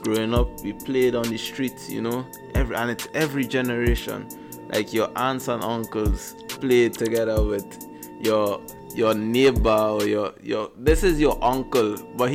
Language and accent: English; Trinidad & Tobago; moved away; also born or lived in Missouri; I'm from Trinidad and Tobago. So yeah, island boy.